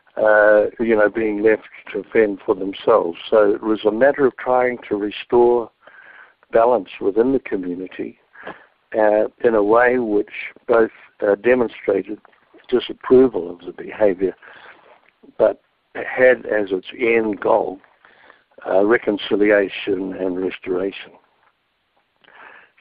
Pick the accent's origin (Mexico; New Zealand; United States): New Zealand; being brought up as a Maori boy in a village